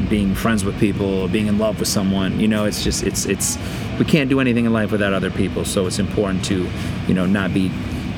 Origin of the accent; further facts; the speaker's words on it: Michigan, United States; growing up in Michigan